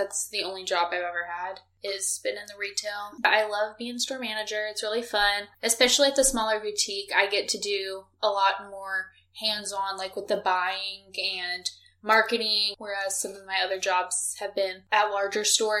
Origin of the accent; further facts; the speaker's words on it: Pensacola, Florida, United States; also born or lived in St. Louis, Missouri; I was born in St. Louis, Missouri. When I was in second grade, my family moved to Pensacola. Consider myself from Pensacola since I've lived here the majority of my life.